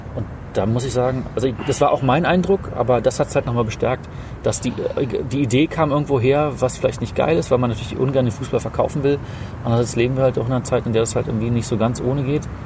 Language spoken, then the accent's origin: German; East Germany, Germany; Mich hatte das als, als Ostkind